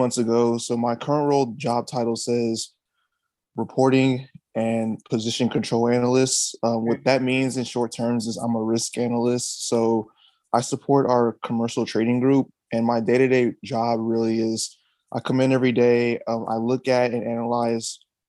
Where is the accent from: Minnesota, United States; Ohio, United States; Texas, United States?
Texas, United States; Houston; I'm actually born and raised out of Houston. So I've grew up here all my life. I grew up in the, I would say like the Cypress Katy area